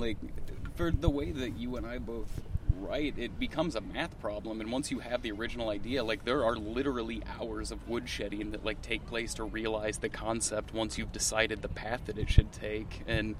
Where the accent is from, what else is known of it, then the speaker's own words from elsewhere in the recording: Iowa, United States; That's growing up in Iowa, those were things that, like, made me late for shit.